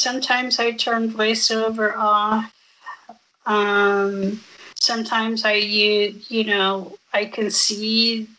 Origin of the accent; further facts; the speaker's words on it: United States; Born and raised.